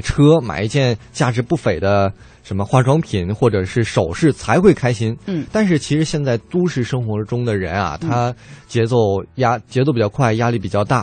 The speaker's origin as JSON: {"language": "Chinese", "country": "China", "said": "我们大陆人"}